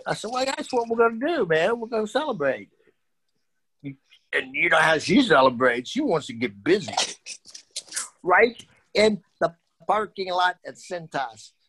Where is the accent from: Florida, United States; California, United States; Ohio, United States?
Ohio, United States; Dayton; And I'm from Dayton, and I had watched a lot of Derrick Brown because he went to Chaminade.